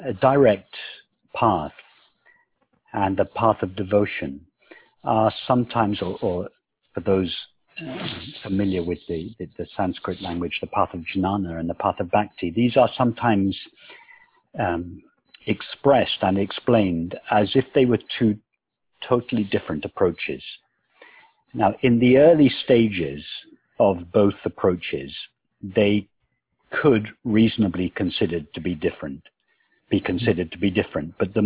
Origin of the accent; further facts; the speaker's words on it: England, United Kingdom; Yes, very much so. I was brought up, although my father was not at all religious.